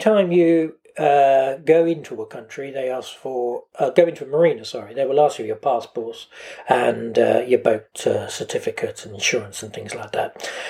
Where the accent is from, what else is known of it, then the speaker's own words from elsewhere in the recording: United Kingdom; us Brits